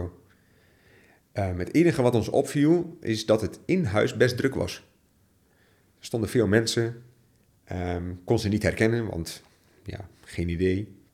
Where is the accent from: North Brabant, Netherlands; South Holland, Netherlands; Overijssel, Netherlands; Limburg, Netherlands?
Overijssel, Netherlands; Borne; ik ben eh, geboren en getogen in het oosten van Nederland. Jo. Jazeker. Um, ehm, en wel te verstaan in het hele kleine plaatsje Borne